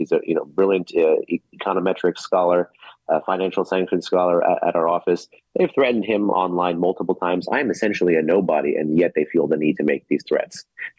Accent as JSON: {"language": "English", "country": "United States", "tie": "born or raised there", "said": "I am an American think tanker born and raised with Iranian ancestry"}